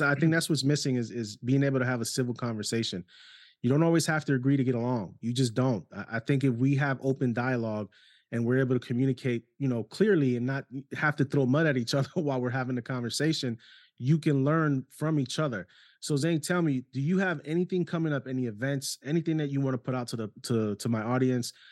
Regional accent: New York City, New York, United States; moved away; also born or lived in Ohio; New York City half of my life before going on Ohio

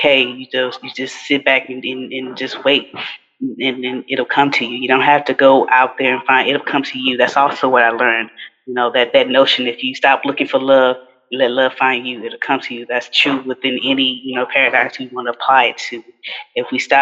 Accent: Houston, Texas, United States; I'm from Fifth Ward, he's from Third Ward, and so we're right down the street from each other in Houston

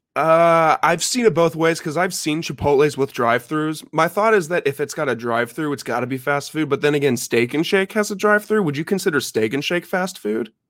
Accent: Champaign, Illinois, United States; moved away; I'm actually from Champaign, Illinois

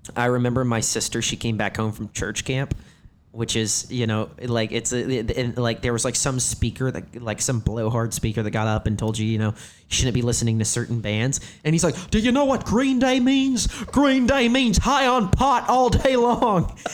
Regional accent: Herrin, Illinois, United States; now in Los Angeles, United States; I'm from a little town called Heron, Illinois

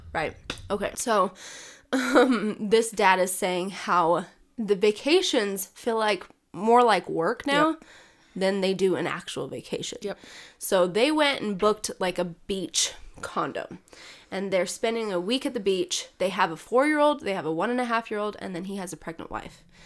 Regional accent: Utah, United States; I'm from Utah, it's dry here. It is very dry here

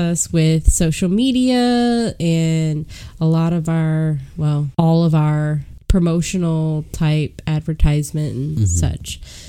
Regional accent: Statesville, North Carolina, United States; We're from Statesville, North Carolina.

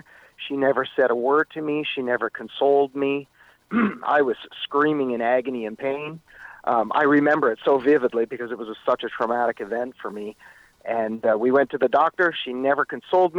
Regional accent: Meaford, Ontario, Canada; moved away as an adult; also born or lived in Etobicoke, Toronto, Canada / California, United States; I moved up to the small town of Meaford on Georgian Bay

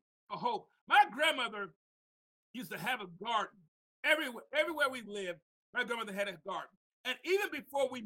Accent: Mount Vernon, New York, United States; also born or lived in Tuscaloosa, Alabama; I came from Mount Vernon, New York, to visit my grandmother in Tuscaloosa, Alabama

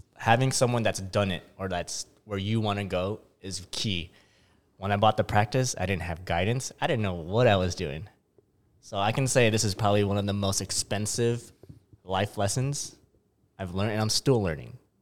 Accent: San Diego, California, United States; I'm from San Diego

